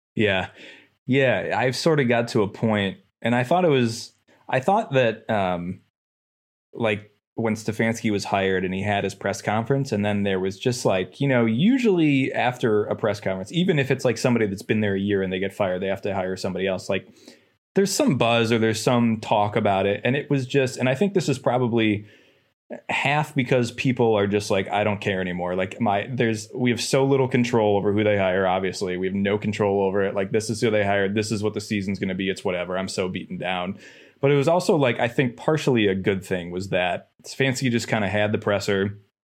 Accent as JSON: {"language": "English", "town": "Cleveland", "region": "Ohio", "country": "United States", "moved": "yes", "said": "I'm from Cleveland"}